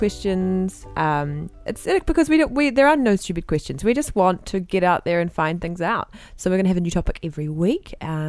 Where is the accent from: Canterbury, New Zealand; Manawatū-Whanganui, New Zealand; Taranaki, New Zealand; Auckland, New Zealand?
Auckland, New Zealand; also born or lived in New York; I'm from Auckland.